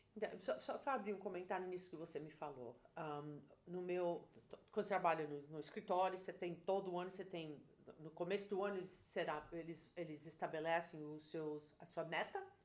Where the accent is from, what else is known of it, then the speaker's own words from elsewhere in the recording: Brazil; moved away as an adult; now in United States; eu trabalhei no Brasil desde os 13 anos de idade, registrado em carteira